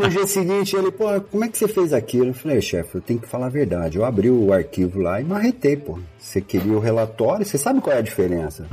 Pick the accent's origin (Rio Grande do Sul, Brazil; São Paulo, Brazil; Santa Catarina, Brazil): São Paulo, Brazil; Ribeirão Preto; Cheguei lá em Ribeirão Preto, minha cidade